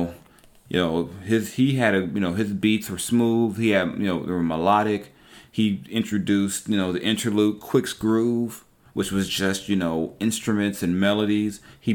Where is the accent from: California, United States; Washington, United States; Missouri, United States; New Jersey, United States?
California, United States; Compton; born and raised in Compton, it was a different type of, it wasn't that hard, you know, boom, straight out of Compton